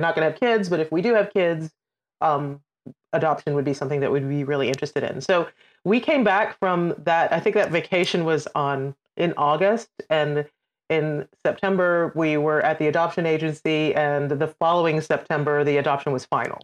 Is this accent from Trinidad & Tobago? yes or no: yes; Trinidad & Tobago; born or raised there; also born or lived in United Kingdom; now in United States